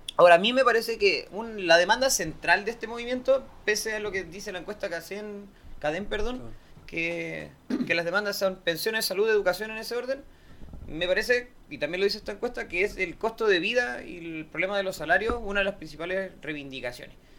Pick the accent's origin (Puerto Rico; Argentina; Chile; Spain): Chile; soy de la, de la amplia mayoría de chilenos